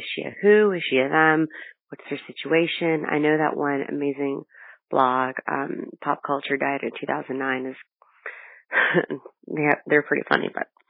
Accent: Northern Virginia, United States; I'm from Northern Virginia.

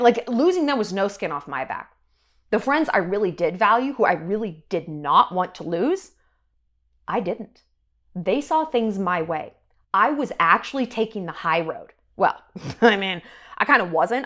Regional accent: New York, United States; moved away; I'm from New York and I get real New York real quick

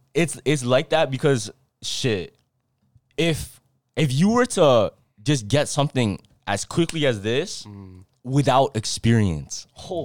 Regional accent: Toronto, Ontario, Canada; Yeah, I don't like cities. And plus, we're from Toronto.

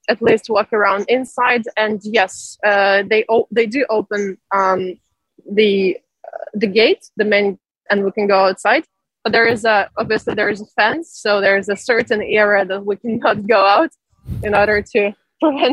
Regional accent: Zaporizhzhia, Zaporizhzhia Oblast, Ukraine; now in Shanghai, China

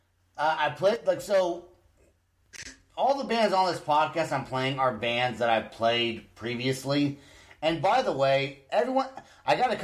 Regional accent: Northern California, United States; now in Oklahoma, United States; I'm from California. So it's not like, but normally, like, well, I'm from, you know, Northern California.

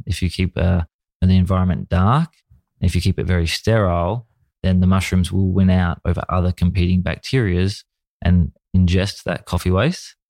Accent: Australia; my childhood was, uh, a typical, you know, Australian young boy watching, you know, football on the T V and playing cricket

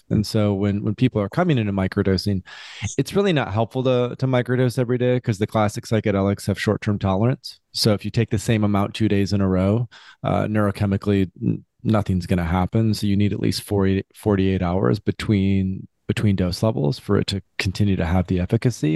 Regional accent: West Michigan, United States; I grew up in Michigan, West Michigan, traditional family

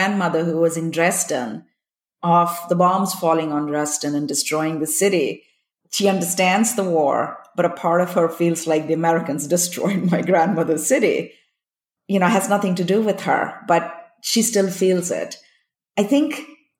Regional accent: India; also born or lived in Copenhagen, Denmark; now in California, United States; when I grew up in India

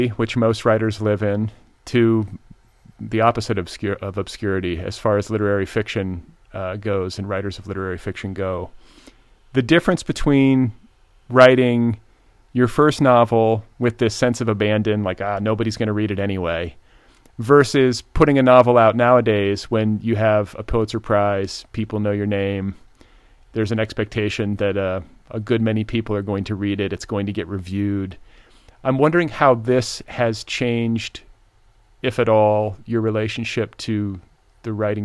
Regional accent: Midwest, United States; also born or lived in Indiana; I grew up in the Midwest, but spent part of my childhood in Indiana.

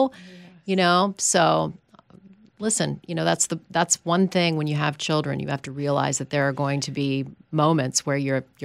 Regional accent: Canada; moved away; I grew up in Canada and that was we left our doors open at night. It truly was a city that we really didn't see a lot of crime

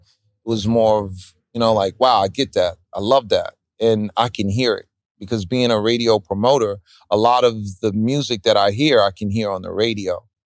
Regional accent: New York, United States; being a New Yorker

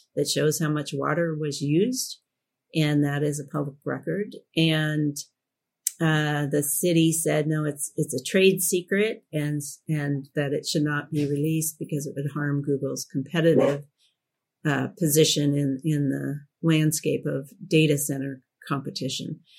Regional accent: Portland, Oregon, United States; when I was growing up in Portland

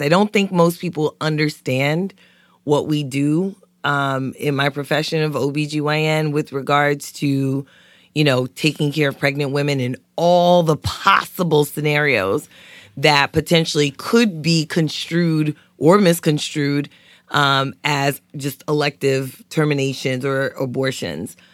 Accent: New York City, New York, United States; moved away; growing up in East New York, Brooklyn

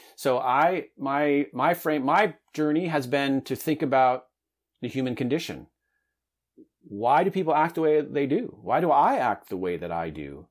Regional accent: Southern California, United States; I grew up in Southern California in a medium-sized town.

